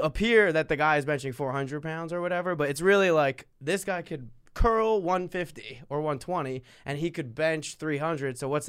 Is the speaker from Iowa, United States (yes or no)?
no; New Jersey, United States; I'm from Jersey.